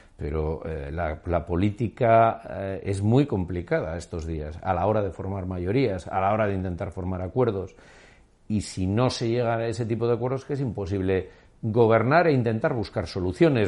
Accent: Basque Country, Spain; mi país

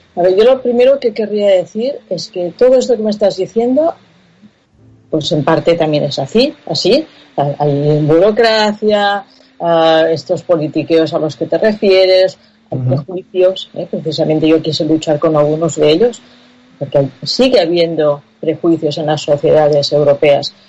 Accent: Catalonia, Spain; first language Catalan; Spanish is a second language; yo soy eh, de lengua materna catalana, he escrito libros en catalán

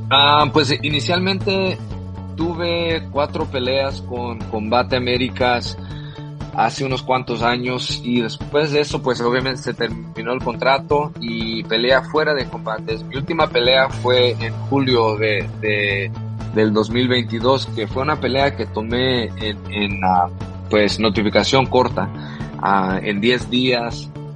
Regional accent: Los Angeles, California, United States; also born or lived in El Salvador; aquí en East LA, donde yo nací también

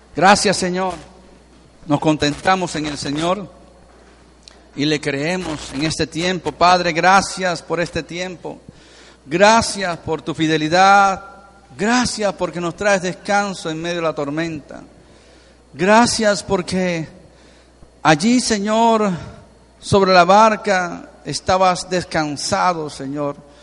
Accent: Venezuela; somos ciudadanos de Venezuela

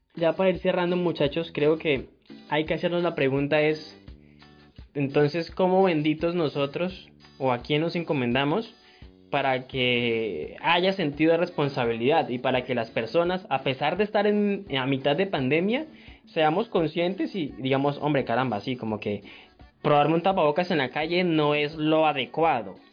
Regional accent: Colombia; nos compone como colombianos

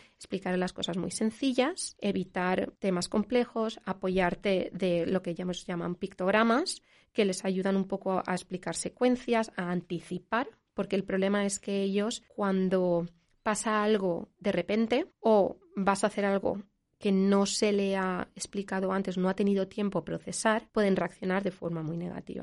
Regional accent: Valencia, Valencian Community, Spain; moved away as an adult; also born or lived in Switzerland; now in Zurich, Switzerland; somos de, de Valencia.

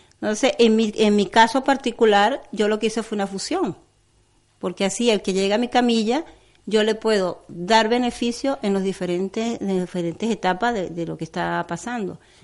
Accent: Venezuela; moved away; soy venezolana

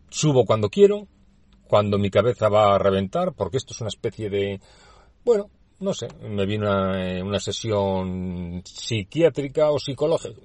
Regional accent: Basque Country, Spain; soy eh, nacido en el País Vasco, por lo tanto soy vasco, soy español

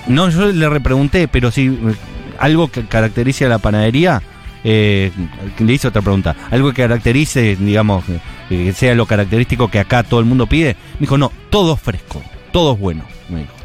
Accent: Buenos Aires, Argentina; como todo porteño

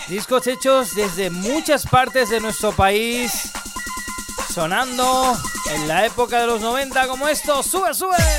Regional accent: Valencia, Valencian Community, Spain; en Valencia, en mi tierra

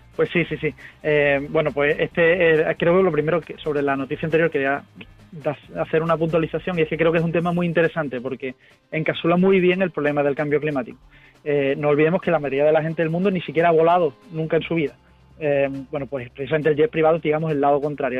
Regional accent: Huelva, Andalusia, Spain; soy de Huelva

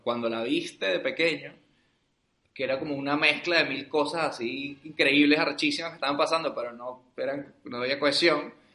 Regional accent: Venezuela; Aquí ahora somos tres venezolanos

